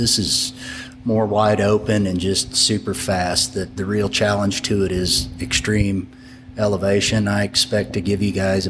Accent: Illinois, United States; moved away as an adult; now in Norman, United States; No, I'm originally from Illinois. I've lived in Oklahoma for 17 years.

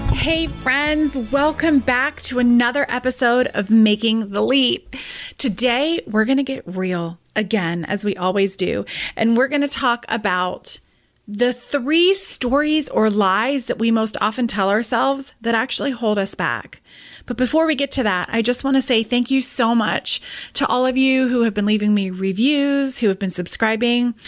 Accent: United Kingdom; I am Brit by birth

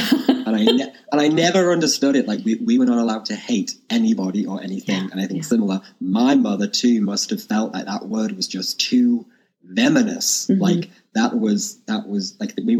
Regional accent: Ireland; I grew up in Ireland and I went to Catholic school

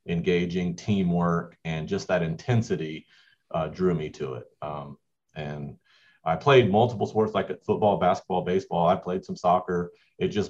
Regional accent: Mount Dora, Florida, United States; moved away as an adult; also born or lived in Georgetown, Kentucky / Toccoa Falls, Georgia; now in Georgia, United States; a town called Mount Dora. This is the area that I grew up, not far from Disney World.

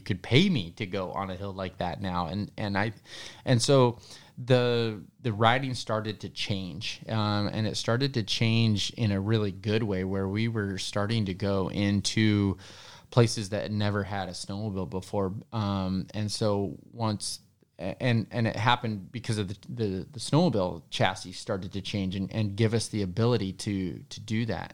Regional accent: Denver, Colorado, United States; I was born in Denver, so I was a city kid, actually.

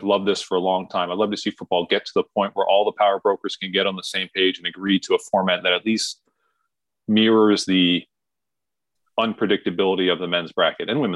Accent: New York area, United States; we did grow up in New York area.

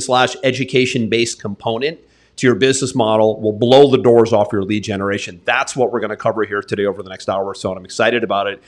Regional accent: New England, United States; now in Florida, United States; I grew up in New England

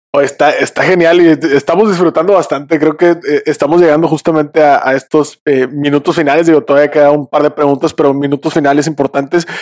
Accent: Monterrey, Nuevo León, Mexico; Somos regiomontanos 100% por acá

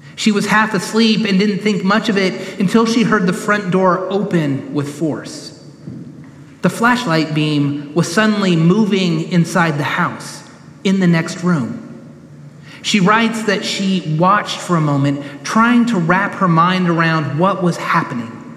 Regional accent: Sacramento, California, United States; now in Knoxville, United States; When I was growing up in Sacramento, I remember going into the Berean Christian bookstore in town. I was in high school

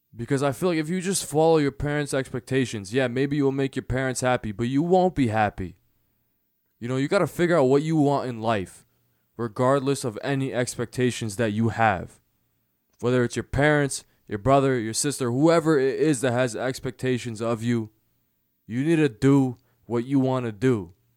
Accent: United States; i was born in america

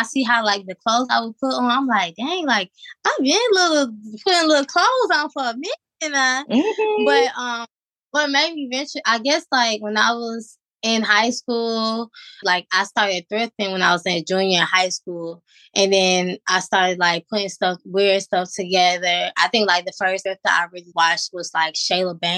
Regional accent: Georgia, United States; now in Virginia, United States; my hometown, Georgia

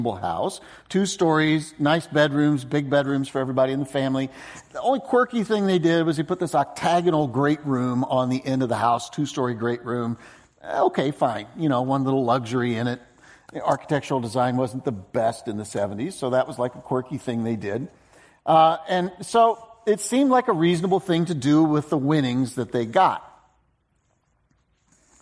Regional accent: Ohio, United States; a family that I knew growing up in Ohio

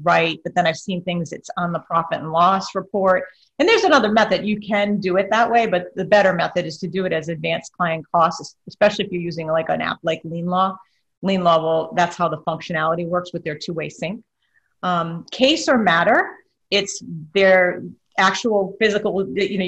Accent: Rhode Island, United States; now in Florida, United States; I'm from Rhode Island originally

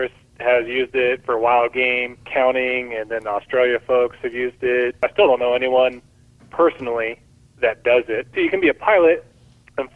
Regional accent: Bakersfield, California, United States; I grew up in Bakersfield

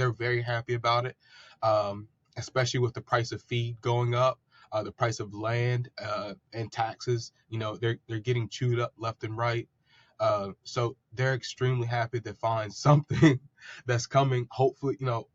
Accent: Princess Anne, Maryland, United States; I'm from Princess Anne, Maryland, which is a small town here on the eastern shore of Maryland. I've grown up here my entire life.

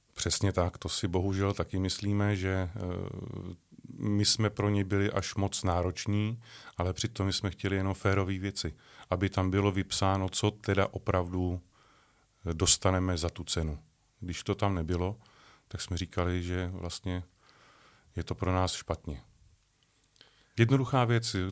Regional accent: České Budějovice, South Bohemian Region, Czechia; now in near Prague, Czech Republic; České Budějovice, Budějíčky, tak ty pro mě budou celoživotně na prvním místě, protože jsem se tam narodil, je to moje rodné město, mám tam spoustu kamarádů, stále ještě rodinu

